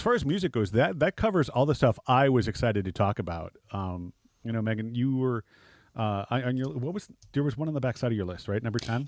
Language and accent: English; Midwest, United States; living in the Midwest